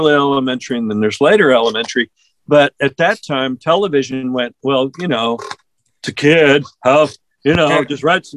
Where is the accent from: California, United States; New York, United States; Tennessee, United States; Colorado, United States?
California, United States; where I grew up in California